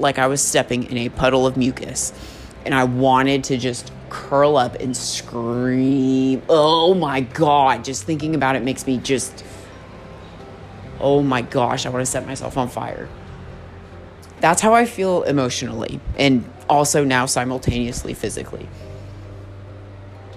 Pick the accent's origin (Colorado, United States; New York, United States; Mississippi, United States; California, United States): California, United States; San Francisco Bay Area; born or raised there; moved away as an adult; now in Oklahoma, United States